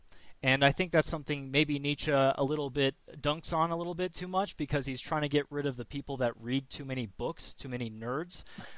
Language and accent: English; United States; I'm American.